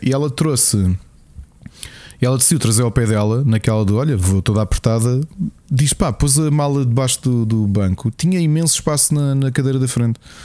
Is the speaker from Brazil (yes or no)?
no; Lisbon, Portugal; na rua onde eu, onde eu cresci, não é? lá nos Olivais